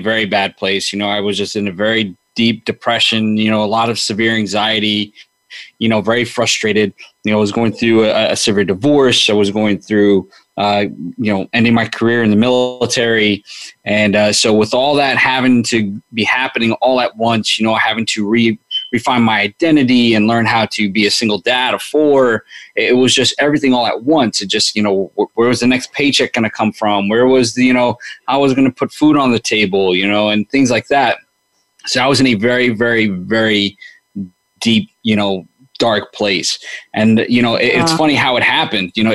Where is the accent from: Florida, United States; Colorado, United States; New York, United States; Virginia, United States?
New York, United States; New York City; growing up in New York